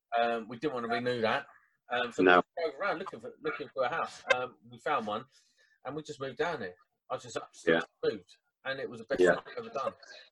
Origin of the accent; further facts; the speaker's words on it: Croydon, London, United Kingdom; moved away as an adult; also born or lived in Caterham; now in Kent, United Kingdom; So I moved from South London. So I was born and bred in Croydon. Then I moved out to Caterham, which is right on the outskirts of Croydon.